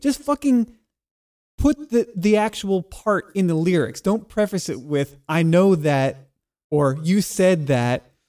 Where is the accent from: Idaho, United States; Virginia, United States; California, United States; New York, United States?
New York, United States; Long Island; I grew up on Long Island. I grew up riding those trains.